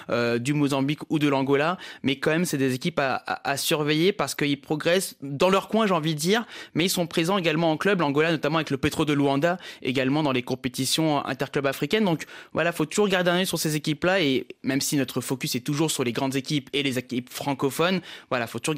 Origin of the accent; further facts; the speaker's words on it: Comoros; parce que je suis comorien, mais je suis aussi guinéen évidemment